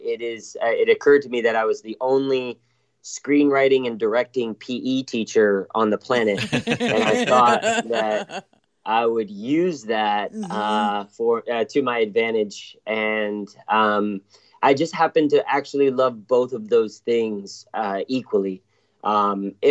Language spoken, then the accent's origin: English; Greensboro, North Carolina, United States; moved away as an adult; now in Santa Monica, United States; I grew up in North Carolina, actually, and in Greensboro